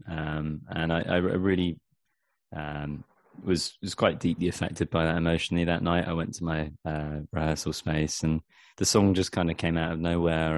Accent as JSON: {"language": "English", "area": "Dorset", "region": "South West England", "country": "United Kingdom", "also_born_or_lived": "Vancouver Island, Canada", "moved": "yes", "lives_now": "Canada", "said": "I'm from uh, from a place called Dorset, n- near near Bournemouth."}